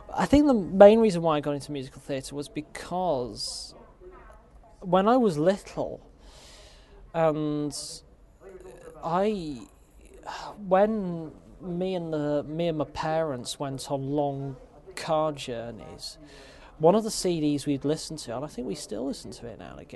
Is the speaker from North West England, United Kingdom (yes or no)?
yes; Chester, North West England, United Kingdom; my hometown, Chester.